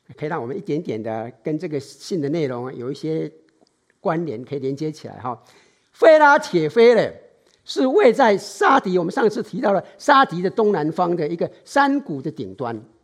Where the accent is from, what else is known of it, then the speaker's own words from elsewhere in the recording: Taiwan; now in San Francisco Bay Area, United States; 从小时候在台湾的，哎，受训练的本能